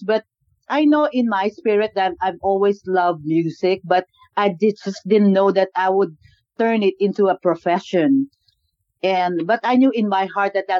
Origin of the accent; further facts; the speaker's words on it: Philippines; moved away as an adult; also born or lived in Singapore; now in Southern California, United States; I grew up in the Philippines. I was born in the Philippines